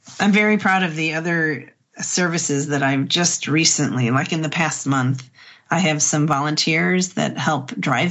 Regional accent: Midwest, United States; We're both from the Midwest

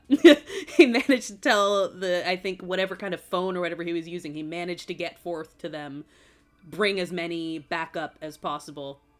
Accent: Massachusetts, United States; I grew up in Massachusetts

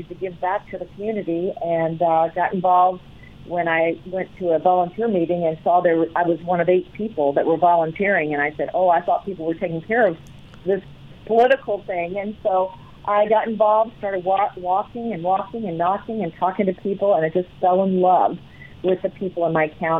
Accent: Virginia, United States; now in Colorado, United States; I grew up in Virginia

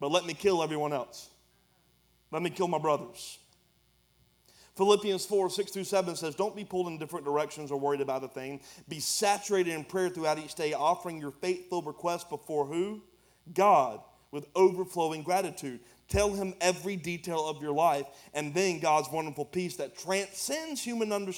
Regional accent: United States; This is how I grew up in America

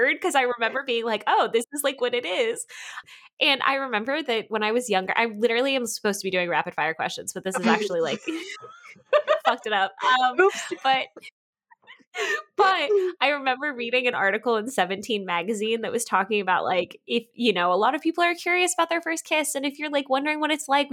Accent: Dallas-Fort Worth area, Texas, United States; I'm from the Dallas-Fort Worth area

